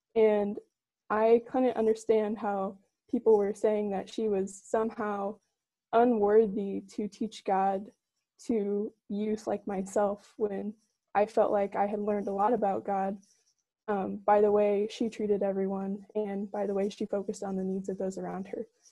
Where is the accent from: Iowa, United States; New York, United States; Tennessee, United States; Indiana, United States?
Indiana, United States; Newburgh; I'm from Newburgh, Indiana